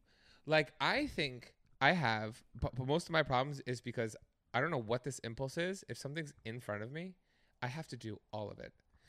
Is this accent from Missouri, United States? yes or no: no; New Jersey, United States; because I'm from New Jersey.